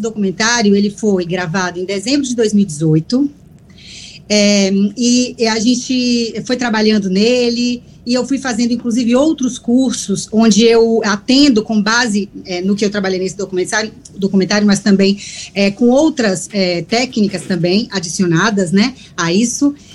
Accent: Salvador, Bahia, Brazil; now in Italy; Dar bom dia aos meus conterrâneos, eu sou de Salvador

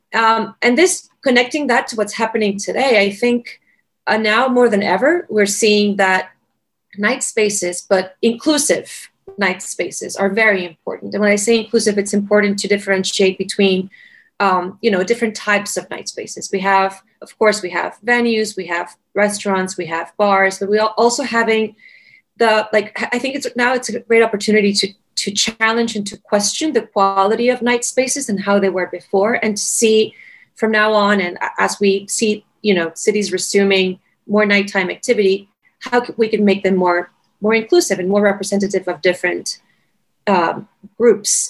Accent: Caracas, Capital District, Venezuela; moved away as an adult; now in Washington, D.C., United States; I'm originally from Caracas, from Venezuela, which is one of the most dangerous cities and violent cities in the world

